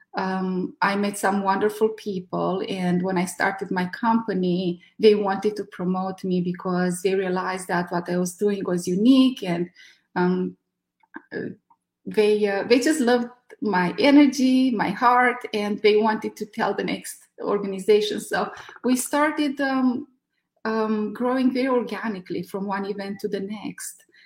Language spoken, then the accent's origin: English; Romania; moved away as an adult; now in California, United States; I'm from Romania.